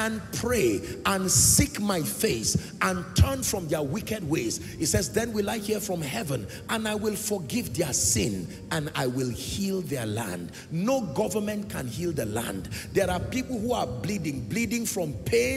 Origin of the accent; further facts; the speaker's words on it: Nigeria; I'm a Nigerian.